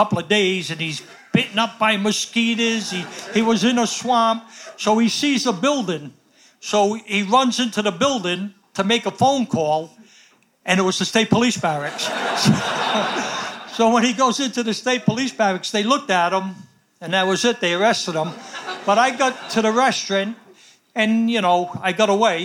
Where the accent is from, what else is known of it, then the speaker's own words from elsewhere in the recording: Rhode Island, United States; I was from Rhode Island